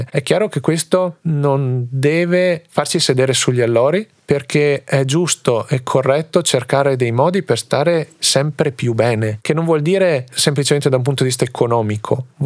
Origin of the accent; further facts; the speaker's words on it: Trentino-Alto Adige, Italy; E tutte le volte che dico sono della Val di Fiemme, mi dicono wow. E allora lì capisco quanto siamo fortunati e quanto è bello essere orgogliosi di appartenere a una realtà come la nostra